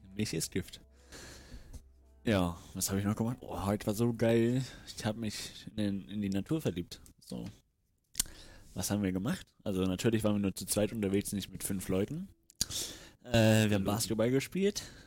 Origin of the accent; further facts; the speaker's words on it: Rostock, Mecklenburg-Vorpommern, Germany; Ich komme aus Rostock.